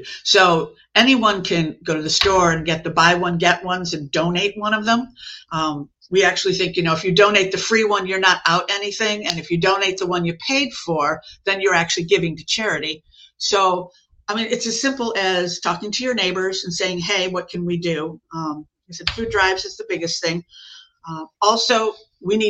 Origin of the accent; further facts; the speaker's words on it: Chicago, Illinois, United States; moved away as an adult; also born or lived in South Lee County, Florida; now in Lee County, United States; I'm from Chicago, but I've been down here for 35 years now